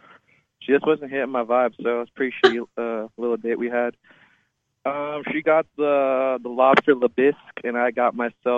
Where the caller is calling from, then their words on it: Los Angeles, California, United States; I'm calling from Los Angeles.